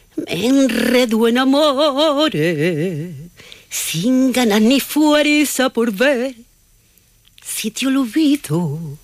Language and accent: Spanish; Córdoba, Andalusia, Spain; moved away as an adult; now in Ampudia, Spain; Yo soy de Córdoba, del norte de Andalucía.